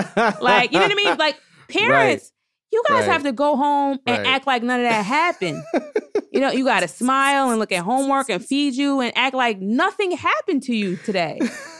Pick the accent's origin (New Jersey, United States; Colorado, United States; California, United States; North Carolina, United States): New Jersey, United States; also born or lived in New York City; I'm from Jersey.